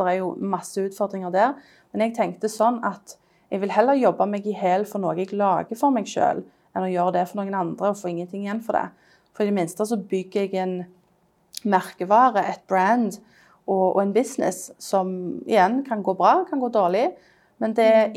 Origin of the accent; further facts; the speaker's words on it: Stavanger, Rogaland, Norway; now in London, United Kingdom; jeg er designer fra, fra Stavanger, men jeg bor i London